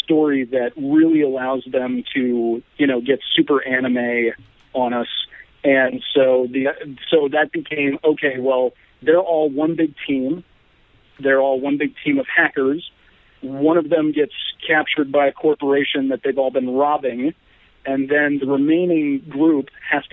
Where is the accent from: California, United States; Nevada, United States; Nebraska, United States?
Nebraska, United States; Omaha; moved away as an adult; also born or lived in Santa Fe, New Mexico; now in Los Angeles, United States; I'm an Omaha native, I grew up in the Midwest